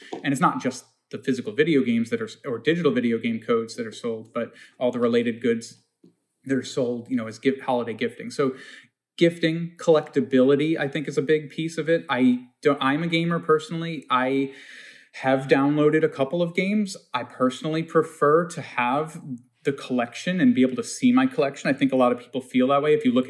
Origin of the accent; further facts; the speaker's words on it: Long Island, New York, United States; I'm a kid from Long Island who's gotten wound up in some crazy story here